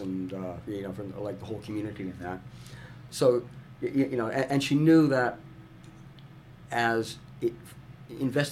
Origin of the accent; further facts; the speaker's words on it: Canada; moved away as an adult; also born or lived in Vancouver / Indonesia; I'm Canadian, not American